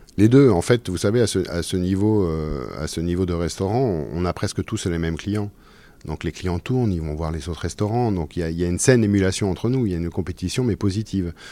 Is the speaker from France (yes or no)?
yes; Orléans, Centre-Val de Loire, France; also born or lived in Sologne; je, suis né à Orléans, j'ai grandi dans le Loiret